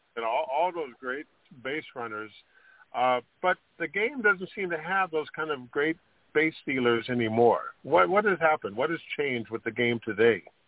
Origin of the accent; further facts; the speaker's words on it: Sacramento, California, United States; I grew up in Sacramento